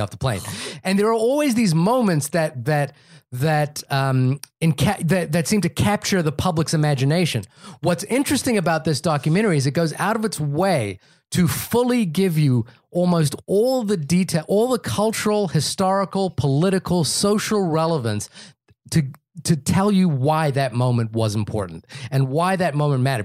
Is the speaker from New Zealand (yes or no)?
yes; New Zealand; moved away; growing up in New Zealand